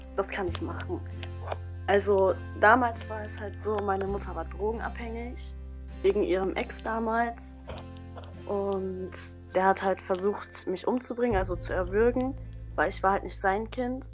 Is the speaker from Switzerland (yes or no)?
no; North Rhine-Westphalia, Germany; ich komme aus NRW